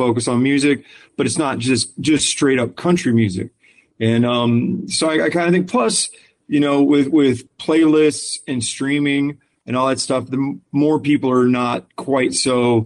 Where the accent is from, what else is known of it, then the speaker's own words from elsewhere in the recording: Clearwater, Florida, United States; also born or lived in Orlando / Winter Park; I'm from Florida. I was born in Clearwater